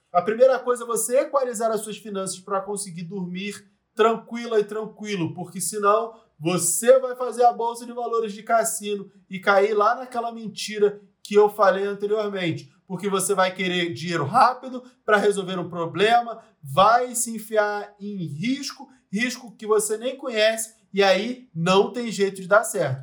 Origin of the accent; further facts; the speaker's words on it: Rio de Janeiro, Brazil; Eu nasci num lugar muito pobre no Rio de Janeiro